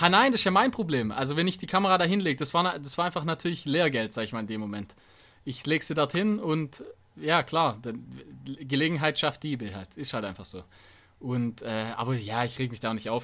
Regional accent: Donaubergland, Baden-Württemberg, Germany; moved away; das ist in meiner alten Heimat

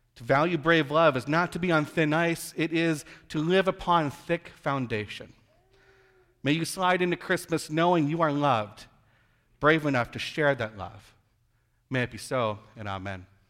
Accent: Iowa, United States; moved away; I'm originally from Iowa, and we call creeks cricks

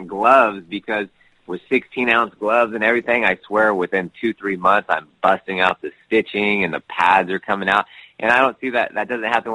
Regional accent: Sacramento, California, United States; I'm from Sacramento, grew up wrestling

